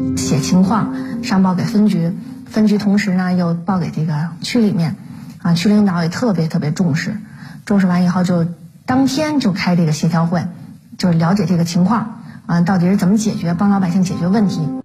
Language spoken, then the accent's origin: Chinese; Beijing, China; 因为本身小的时候就在牛街长起来的，对牛街呢有感情，而且我小的时候啊，我们牛街派出所的片警走街串户那个样子